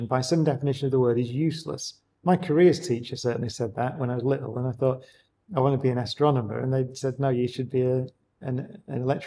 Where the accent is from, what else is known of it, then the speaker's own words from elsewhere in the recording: Oldham, North West England, United Kingdom; I grew up, as we said, I grew up in Oldham